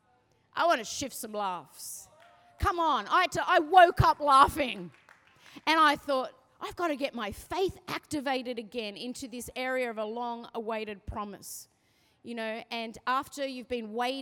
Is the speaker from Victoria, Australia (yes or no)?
no; Sydney, New South Wales, Australia; I'm from the Northern Beaches